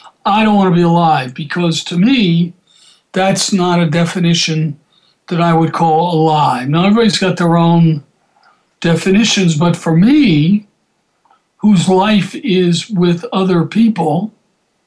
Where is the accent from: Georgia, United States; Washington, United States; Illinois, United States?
Georgia, United States; Atlanta; I grew up in Atlanta